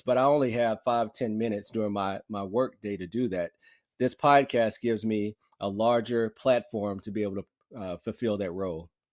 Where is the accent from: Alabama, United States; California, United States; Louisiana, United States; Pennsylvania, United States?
Alabama, United States; Muscle Shoals; I grew up in Muscle Shoals, Alabama, so a small town, North Alabama.